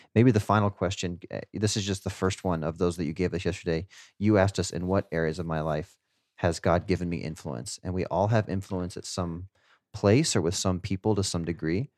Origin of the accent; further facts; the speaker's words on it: Garden City, United States; my hometown yesterday, Garden City